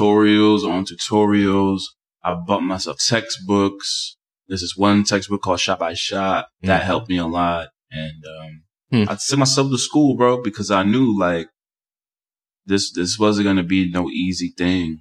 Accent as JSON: {"language": "English", "town": "New York City", "region": "New York", "country": "United States", "tie": "born or raised there", "also_born_or_lived": "Dominican Republic", "said": "I grew up in Washington Heights"}